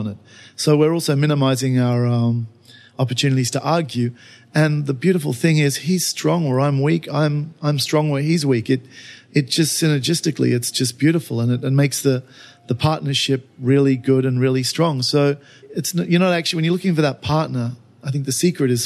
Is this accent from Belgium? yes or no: no; Australia; now in China; I'm Australian.